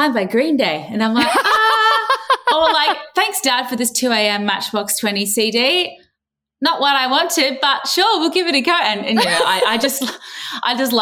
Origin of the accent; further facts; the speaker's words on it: Cairns, Queensland, Australia; moved away as an adult; now in Sydney, Australia; I'm from Cairns